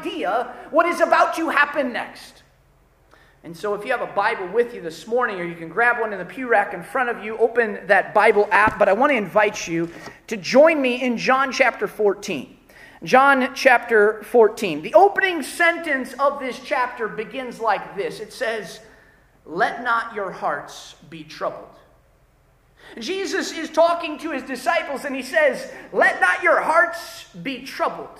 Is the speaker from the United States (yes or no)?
yes; Ohio, United States; moved away; when I was growing up in Ohio, our family, we lived about an hour and a half away from Cedar Point